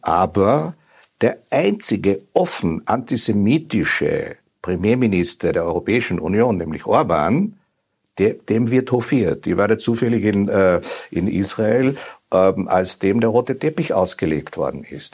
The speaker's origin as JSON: {"language": "German", "country": "Austria", "said": "als Österreicher"}